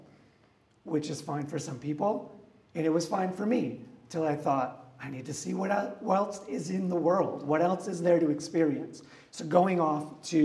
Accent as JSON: {"language": "English", "region": "West Michigan", "country": "United States", "tie": "born or raised there", "moved": "yes", "lives_now": "Fort Worth, United States", "said": "I grew up in Michigan, in West Michigan"}